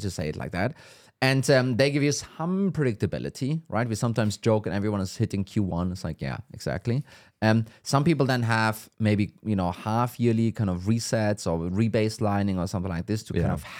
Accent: Germany; I mean, I'm from Germany.

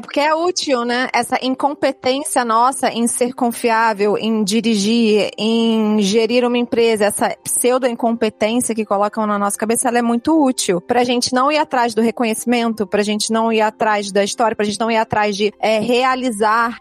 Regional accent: Rio de Janeiro, Brazil; eu sou do Rio

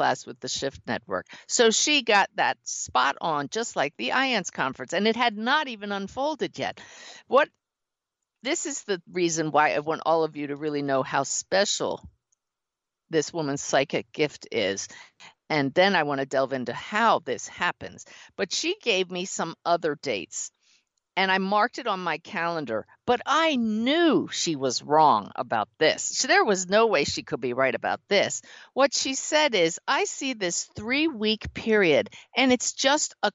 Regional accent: near Philadelphia, Pennsylvania, United States; I grew up near Philadelphia

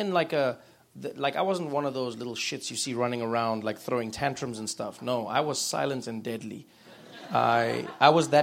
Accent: Soweto, Gauteng, South Africa; growing up in South Africa, especially during the apartheid years, meant that for the most part you lived in a matriarchal society if you were a person of color

